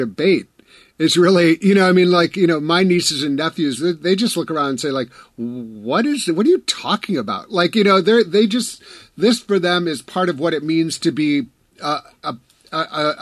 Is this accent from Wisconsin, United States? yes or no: yes; Wisconsin, United States; I'm from Wisconsin